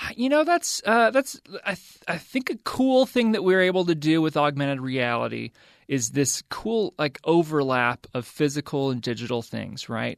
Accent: the South, United States; now in the West, United States; I grew up in the South

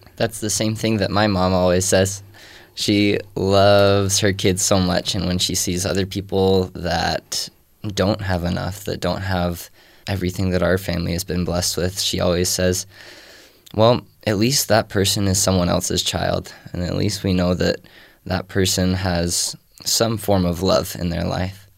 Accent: Texas, United States; moved away; I was raised in Texas

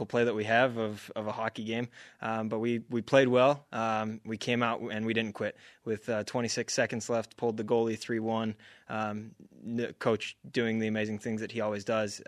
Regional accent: Arizona, United States; I'm from Arizona.

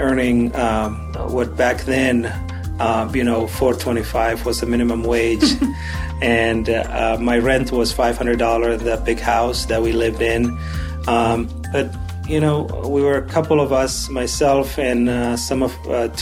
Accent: Somalia; moved away as an adult; now in Utah, United States; Originally, I'm from Somalia

